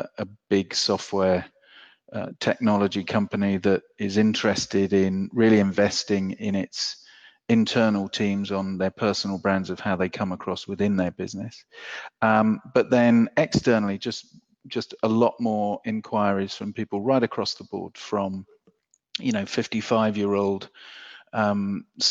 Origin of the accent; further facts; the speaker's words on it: England, United Kingdom; I'm from England where benefits is anathema